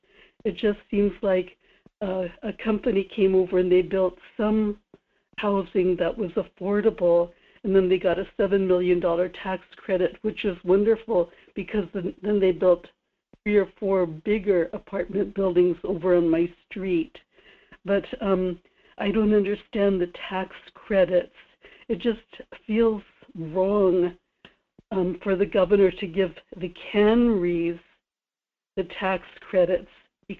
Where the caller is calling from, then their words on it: Kodiak, Alaska, United States; in Kodiak.